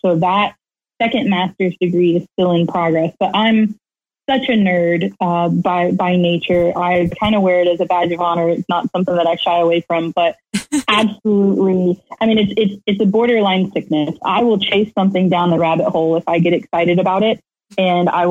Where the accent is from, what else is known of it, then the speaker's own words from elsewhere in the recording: Lake Wales, Florida, United States; I'm from right here in Central Florida. I grew up in Lake Wales, right smack in the middle of Polk County.